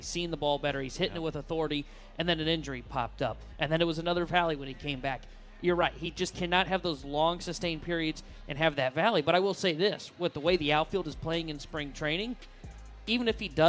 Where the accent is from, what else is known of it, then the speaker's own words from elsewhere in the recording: Olney, Illinois, United States; Is it because I'm from Olney